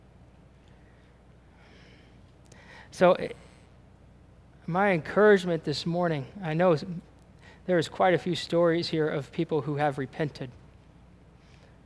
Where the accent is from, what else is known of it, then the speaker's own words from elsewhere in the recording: United States; we're American and we're Christian